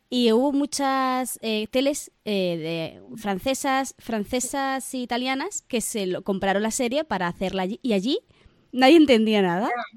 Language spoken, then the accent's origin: Spanish; Barcelona, Catalonia, Spain; Yo, por ejemplo, soy de Barcelona